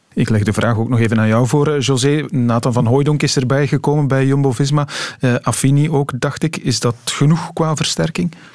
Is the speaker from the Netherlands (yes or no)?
no; Belgium; wij Belgen